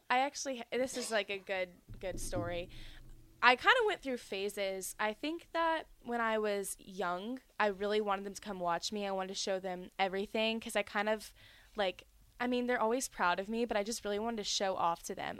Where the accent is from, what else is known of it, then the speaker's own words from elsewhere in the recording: Charlotte, North Carolina, United States; also born or lived in Georgia; I was born in Georgia, and I lived there till I was about five, and then um, we just moved to North Carolina, so that's pretty much where I have all my memories